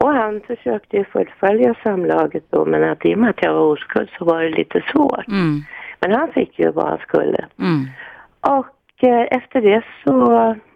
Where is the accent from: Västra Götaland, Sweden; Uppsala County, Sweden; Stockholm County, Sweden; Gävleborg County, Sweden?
Stockholm County, Sweden; Stockholm; born or raised there